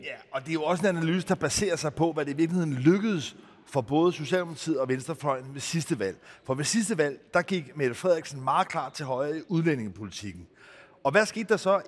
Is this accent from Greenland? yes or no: yes; Greenland; jeg selv er født i Grønland